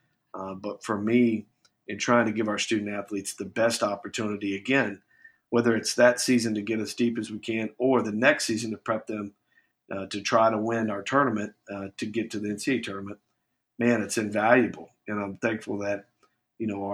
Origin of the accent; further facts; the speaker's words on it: Bloomington, Indiana, United States; now in New Orleans, United States; since I was a kid, growing up in Bloomington, Indiana